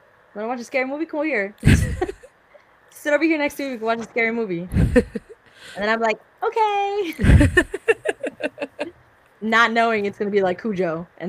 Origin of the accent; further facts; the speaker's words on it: United Kingdom; Stop it. I'm British, though.